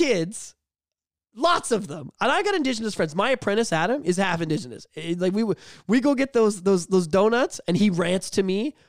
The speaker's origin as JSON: {"language": "English", "country": "Canada", "said": "but as a Canadian, I'm pretty disgusted of what's gone on with that."}